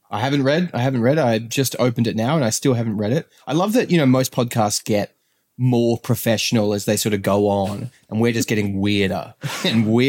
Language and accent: English; Australia; I come all the way from Australia to watch Spurs.